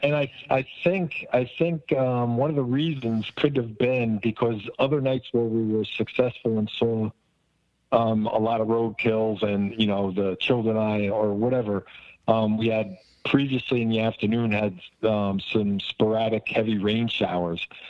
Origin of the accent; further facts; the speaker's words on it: New Jersey, United States; I come from Jersey